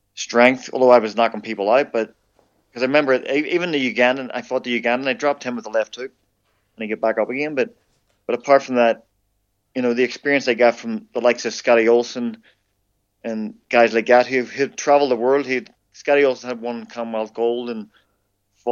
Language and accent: English; Ireland; as an Irishman